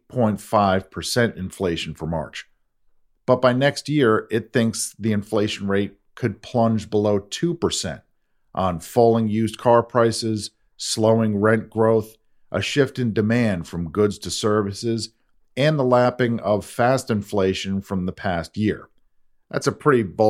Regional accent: United States; my home country

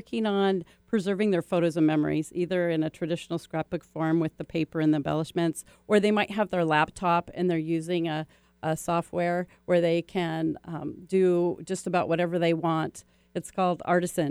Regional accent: Danville, California, United States; moved away; also born or lived in San Ramon, California; I grew up in the East Bay, so I moved from the East Bay to the East Side

